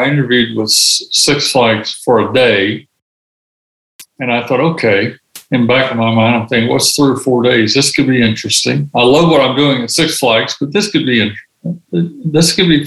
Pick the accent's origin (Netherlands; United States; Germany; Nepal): United States; South Alabama; moved away as an adult; also born or lived in Auburn, Alabama / Evanston, Illinois; I was raised in South Alabama, Auburn graduate